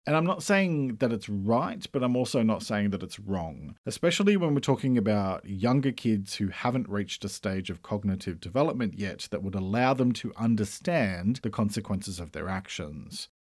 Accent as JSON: {"language": "English", "country": "Australia", "said": "I'm an Australian writer and speaker"}